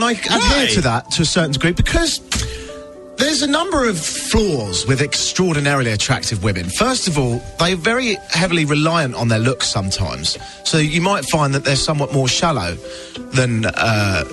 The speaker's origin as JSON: {"language": "English", "country": "United Kingdom", "moved": "as an adult", "lives_now": "Canada", "said": "I'm British"}